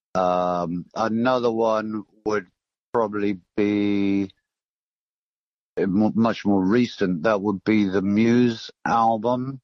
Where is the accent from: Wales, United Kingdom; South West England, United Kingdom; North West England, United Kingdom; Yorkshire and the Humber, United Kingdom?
South West England, United Kingdom; Torquay; now in London, United Kingdom; I grew up in Torquay